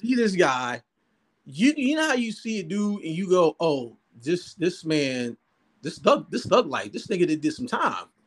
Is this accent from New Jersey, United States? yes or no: yes; Jersey City, New Jersey, United States; I'm from Jersey. I'm born and raised Jersey City.